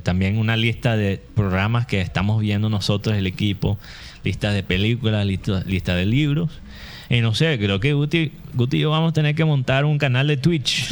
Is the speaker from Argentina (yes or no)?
no; United States; Spanish is a second language; moved away as an adult; now in Barranquilla, Colombia; soy gringo, soy gringo